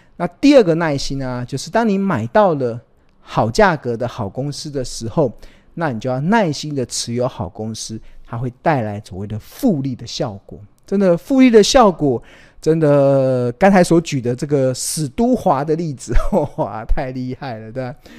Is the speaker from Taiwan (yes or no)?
yes; Taiwan; 我们身为台湾人